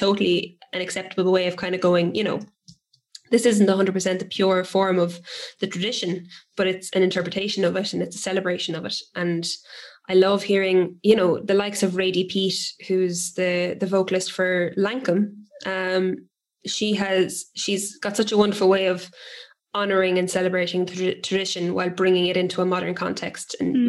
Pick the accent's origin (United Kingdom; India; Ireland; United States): Ireland; we as Irish people